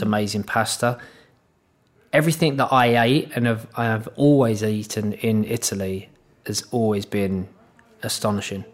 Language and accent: English; London, United Kingdom; moved away; also born or lived in Manchester; I'm from the East End of London